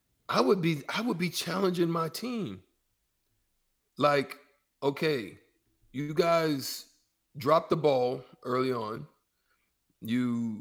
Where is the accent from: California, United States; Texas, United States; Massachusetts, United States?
Texas, United States; Dallas; moved away; also born or lived in Nebraska / Omaha; straight out of South Dallas.